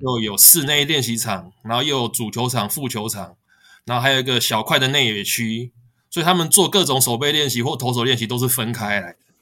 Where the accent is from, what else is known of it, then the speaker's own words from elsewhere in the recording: Taiwan; 我是台湾来的